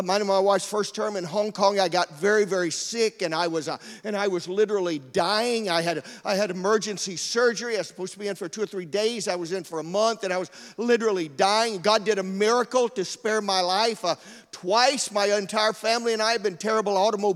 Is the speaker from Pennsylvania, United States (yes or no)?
no; Georgia, United States; moved away; also born or lived in Florida; I grew up in Georgia. We don't have any Italians down there